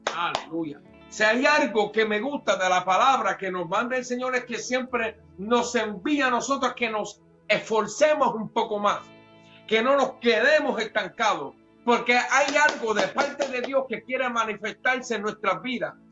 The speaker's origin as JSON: {"language": "Spanish", "country": "Puerto Rico", "said": "como buen puertorriqueño"}